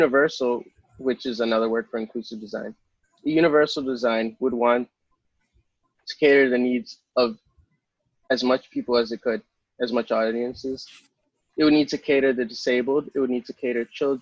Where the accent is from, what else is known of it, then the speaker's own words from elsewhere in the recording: New York City, New York, United States; I was born in Manhattan